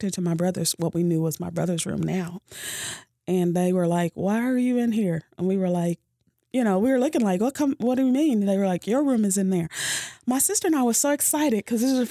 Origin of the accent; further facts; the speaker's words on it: Louisville, Kentucky, United States; moved away as an adult; now in Owensboro, United States; I am from Louisville. I am the youngest of five